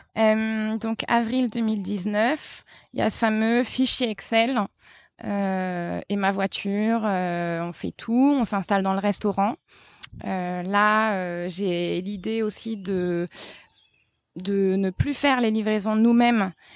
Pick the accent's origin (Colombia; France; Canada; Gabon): France; now in Portugal; nous on est français